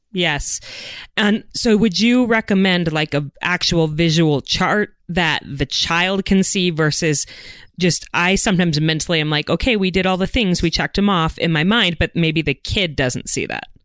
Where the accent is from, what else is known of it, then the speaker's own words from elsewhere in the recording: Idaho, United States; my home state of Idaho